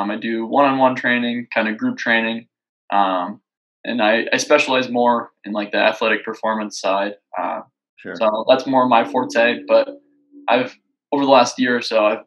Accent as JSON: {"language": "English", "town": "Dubuque", "region": "Iowa", "country": "United States", "tie": "born or raised there", "moved": "as an adult", "lives_now": "Des Moines, United States", "said": "I was born and raised in Dubuque, Iowa, so Eastern Iowa."}